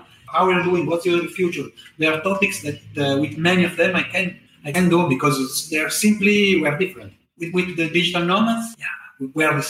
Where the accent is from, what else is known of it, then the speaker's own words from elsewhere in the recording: Italy; moved away as an adult; now in Da Nang, Vietnam; in my own country, in Italy